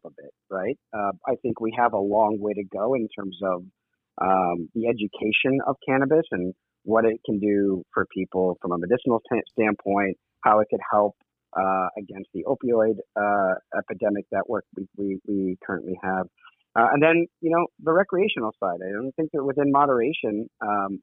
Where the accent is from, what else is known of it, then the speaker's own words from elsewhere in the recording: East Coast, United States; moved away as an adult; also born or lived in Egypt (ancestry); now in San Francisco, United States; growing up on the East Coast, especially with a conservative family